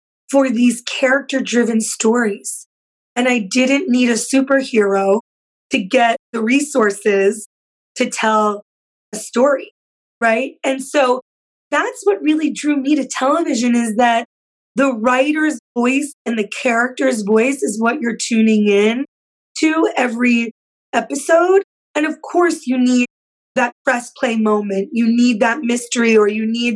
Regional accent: Yonkers, New York, United States; when I was growing up in Yonkers

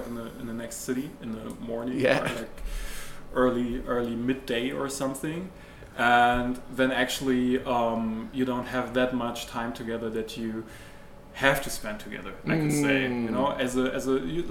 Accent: Germany; we're from Germany

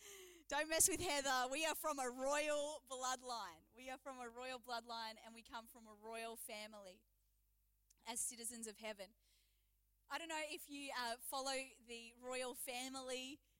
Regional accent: New Zealand; also born or lived in England / Adelaide; now in Geelong, Australia; I am from Geelong. And they're like, Geelong, that's weird. I lived in Adelaide. Oh, okay. Like, I was born in England. And they're like, England? I spent my childhood in New Zealand

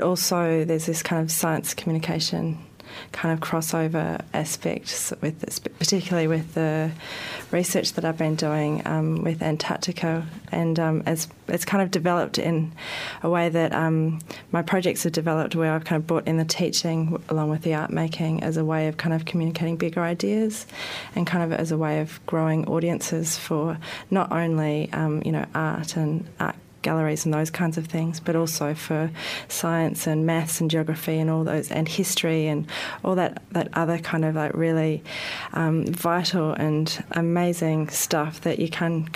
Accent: Melbourne, Victoria, Australia; moved away as an adult; also born or lived in Sydney; now in Wellington, New Zealand; I'm originally from Melbourne and I did part of my art training there.

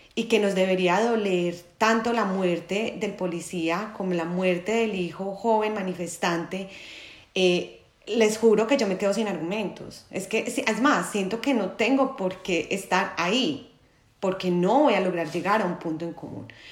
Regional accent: Manizales, Caldas, Colombia; now in Medellín, Colombia; soy de Manizales, pero vivo en Medellín hace ya algunos años

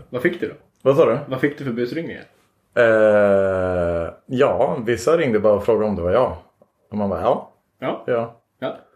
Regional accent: Borlänge, Dalarna County, Sweden; born there; Jag, kommer, jag är född i Borlänge.

